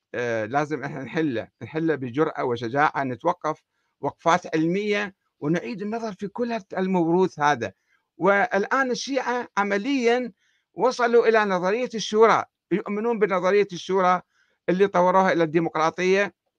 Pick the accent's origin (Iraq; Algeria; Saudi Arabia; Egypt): Iraq; عندنا في العراق